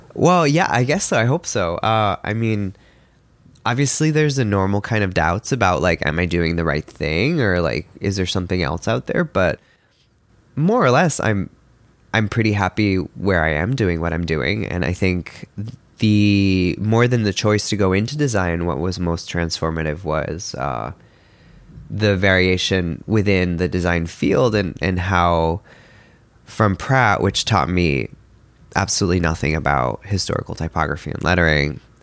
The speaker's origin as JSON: {"language": "English", "town": "Milan", "region": "Lombardy", "country": "Italy", "tie": "born or raised there", "moved": "yes", "said": "I was born in Milan in Italy"}